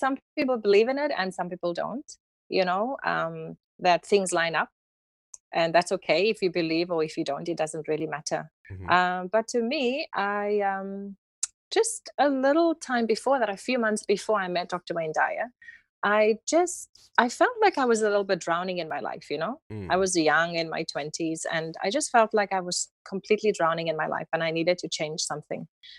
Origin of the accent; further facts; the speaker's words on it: Cape Town, Western Cape, South Africa; accent: South African; I was born and raised in the city of Cape Town.